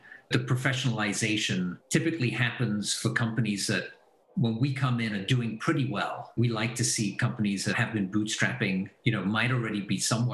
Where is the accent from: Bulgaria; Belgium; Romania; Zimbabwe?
Belgium; moved away as an adult; also born or lived in England / Texas / San Francisco / New York; now in Silicon Valley, United States; I was born in Belgium, so I'm Belgian originally. My mother's English, my dad's Belgian. Went to school in Belgium